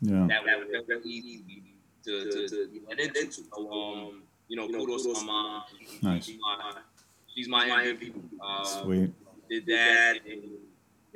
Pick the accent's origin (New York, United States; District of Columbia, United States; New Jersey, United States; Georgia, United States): New York, United States; New York City; also born or lived in Brooklyn, New York; now in Long Island, United States; I've been in Queens when I was five